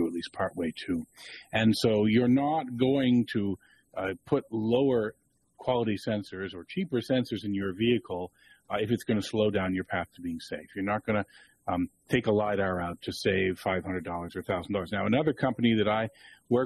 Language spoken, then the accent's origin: English; Toronto, Ontario, Canada; University of Toronto, which is also my hometown